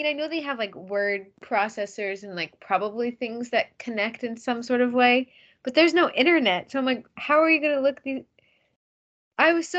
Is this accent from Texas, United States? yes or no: no; Massachusetts, United States; I'm from Massachusetts. I live in Massachusetts.